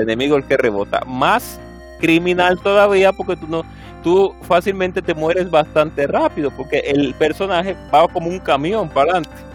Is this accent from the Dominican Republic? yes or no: yes; Dominican Republic; aquí como República Dominicana lo decimos de esa manera